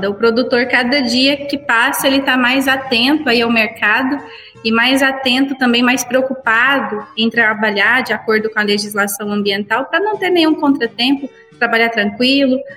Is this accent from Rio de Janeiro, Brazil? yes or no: no; Cachoeira Alta, Goiás, Brazil; Sim, somos aqui de Cachoeira Alta.